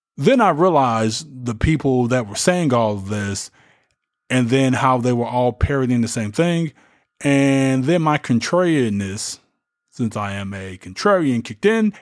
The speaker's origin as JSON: {"language": "English", "country": "United States", "said": "As American citizens"}